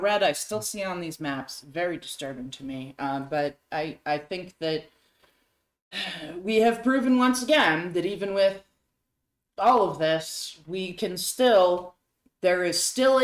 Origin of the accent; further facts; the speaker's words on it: New Hampshire, United States; moved away; my home state of New Hampshire